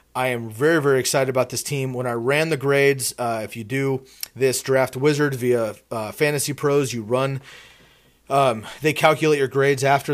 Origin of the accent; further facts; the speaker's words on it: the Bay Area, California, United States; I was born in the Bay